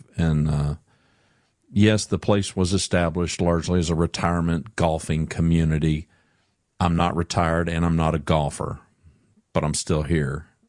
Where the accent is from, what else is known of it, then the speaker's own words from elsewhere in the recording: Louisiana, United States; I grew up in Louisiana, and I grew up around big, tall pine trees and whatnot. But, yeah, ain't no mountains in Louisiana.